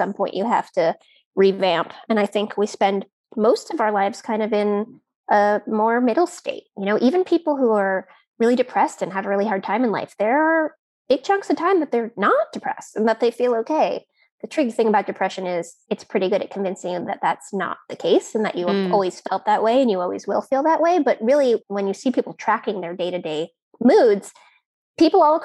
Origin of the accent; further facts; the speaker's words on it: United States; I am an American